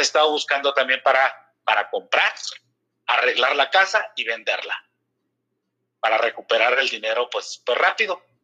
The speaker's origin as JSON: {"language": "Spanish", "region": "Mexico City", "country": "Mexico", "tie": "born or raised there", "also_born_or_lived": "San Luis Río Colorado, Sonora / Torreón", "said": "Yo estuve en México, realmente nada más nací en Sonora. Ah, estuve en México, jugué, mis, infantiles en, en Riders de Arboledas."}